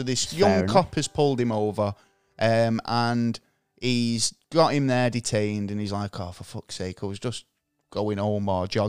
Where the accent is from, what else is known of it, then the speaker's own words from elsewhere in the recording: Manchester, North West England, United Kingdom; growing up in Manchester